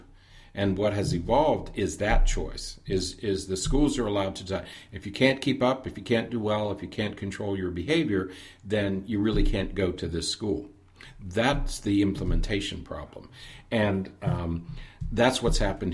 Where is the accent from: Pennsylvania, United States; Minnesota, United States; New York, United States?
Pennsylvania, United States; Even in the little town that I grew up in Pennsylvania, there were two elementary schools